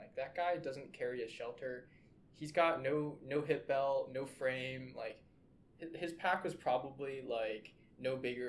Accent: West Coast, United States; well, I'm from the West Coast. I understand what the wildfires are like.

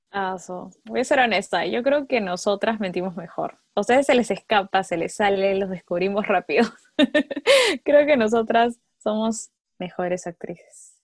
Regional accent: Peru; en nuestro país, en Perú, porque somos peruanos, porque vivimos acá

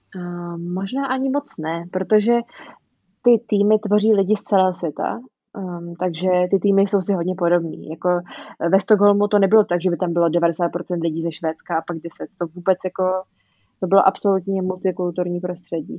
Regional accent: Czechia; moved away as an adult; jsem z Česka

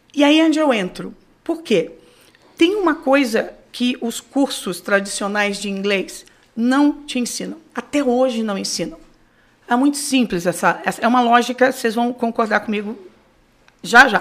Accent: Rio de Janeiro, Brazil; moved away as an adult; now in New York, United States; Eu nasci no Rio de Janeiro

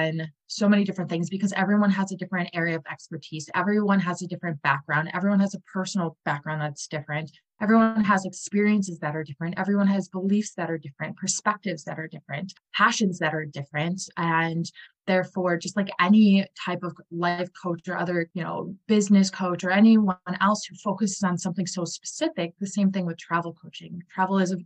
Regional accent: Wisconsin, United States; I'm from Wisconsin

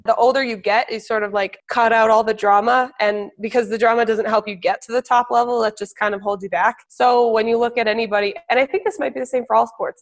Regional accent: New Hampshire, United States; also born or lived in Colorado; I was born in Colorado. And then when I was seven, seven and a half, we all moved to New Hampshire.

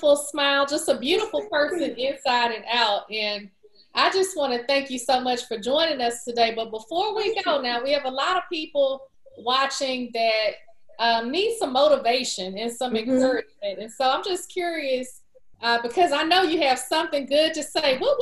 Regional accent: Texas, United States; being from Texas, you know, I'm a Southerner

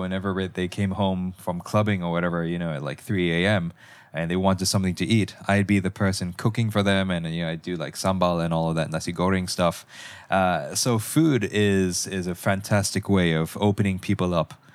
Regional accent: Malaysia; I'm actually from Malaysia.

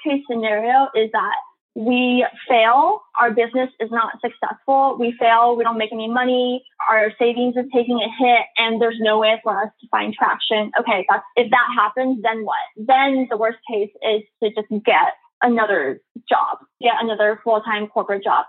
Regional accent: Los Angeles, California, United States; also born or lived in San Diego, California / New York City; I'm from the San Valley area within LA County, and so it's a very kind of Asian community. And so a lot of my friends growing up were Asian

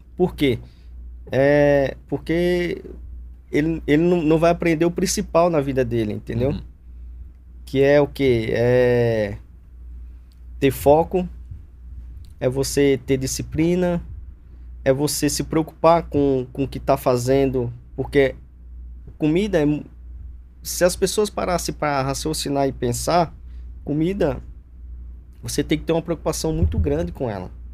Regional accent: Alagoas, Brazil; moved away as an adult; also born or lived in Arapiraca / Campo Grande, Alagoas / Girau do Ponciano / Traipu; now in São Paulo, Brazil; Sou natural de Alagoas

